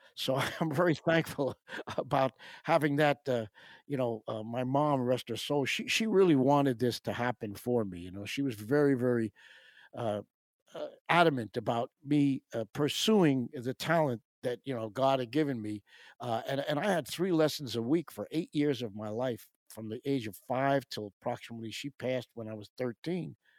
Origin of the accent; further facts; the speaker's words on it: Pelham, New York, United States; also born or lived in Syracuse; in my hometown of Pelham